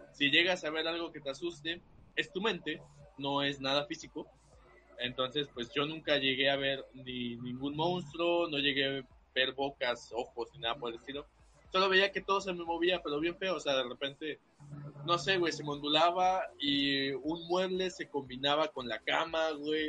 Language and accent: Spanish; Veracruz, Mexico; Yo soy de aquí del puerto